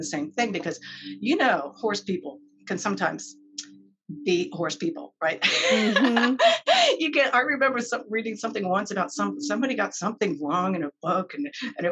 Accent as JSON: {"language": "English", "region": "Maryland", "country": "United States", "tie": "born or raised there", "also_born_or_lived": "California", "moved": "as an adult", "said": "since I grew up in Maryland"}